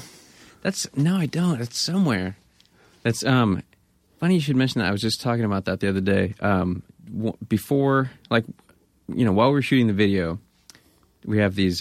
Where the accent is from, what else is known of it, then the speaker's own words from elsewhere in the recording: Grass Valley, California, United States; moved away; also born or lived in Bay Area; I grew up in Grass Valley